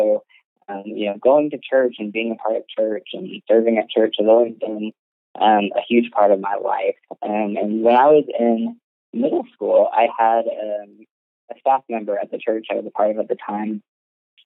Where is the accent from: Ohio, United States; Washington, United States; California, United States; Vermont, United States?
Ohio, United States; moved away as an adult; now in Oklahoma, United States; I was living in Ohio at the time. Like, that's where I grew up. I'm not from Oklahoma